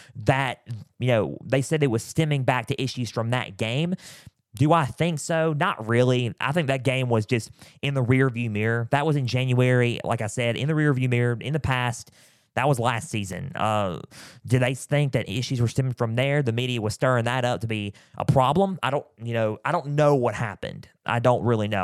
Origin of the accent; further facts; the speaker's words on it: Mississippi, United States; from my home state of Mississippi